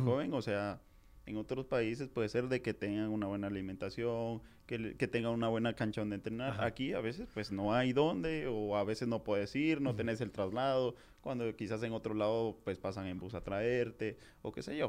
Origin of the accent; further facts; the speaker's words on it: Jalapa, Guatemala; moved away as an adult; also born or lived in Guatemala City; yo soy de Jalapa